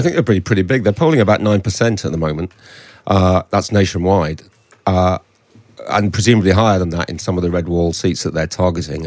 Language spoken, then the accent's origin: English; Hull, Yorkshire and the Humber, United Kingdom; I'm from Hull right up the coast into into Teesside